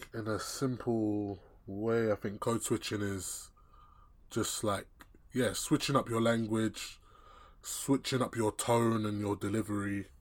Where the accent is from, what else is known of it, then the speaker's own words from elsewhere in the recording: England, United Kingdom; I was born, born and raised here